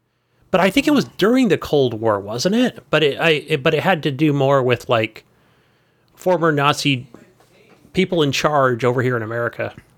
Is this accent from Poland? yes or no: yes; Poland; Look, hey, I'm from Poland, and, you know, my parents were from Germany